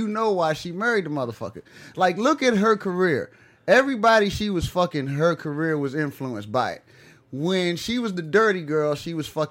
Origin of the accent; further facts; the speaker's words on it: Washington, District of Columbia, United States; I grew up in D.C.